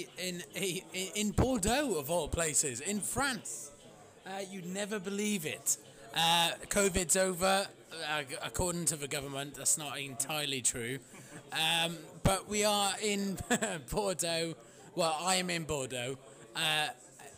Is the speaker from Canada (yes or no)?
no; United Kingdom; I've come here as a British person